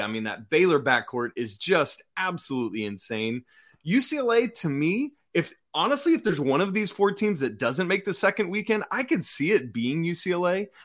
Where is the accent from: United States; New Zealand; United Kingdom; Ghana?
United Kingdom; England; moved away; England, my home country